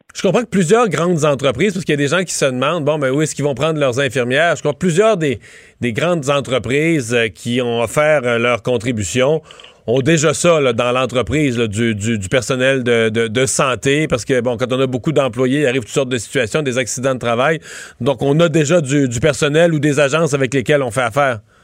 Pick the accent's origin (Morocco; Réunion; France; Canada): Canada; Rivière-du-Loup, Quebec; premier tech chez nous à Rivière-du-Loup